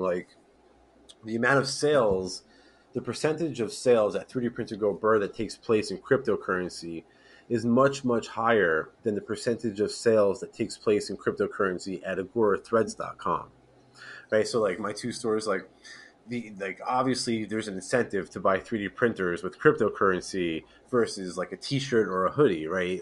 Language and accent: English; East Coast, United States; I'm born and raised East Coast